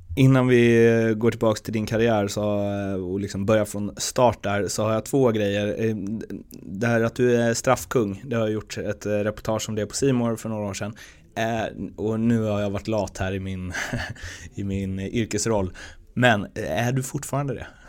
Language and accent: Swedish; Örby, Sweden; jag är uppväxt i Örby, med Örby IS som moderklubb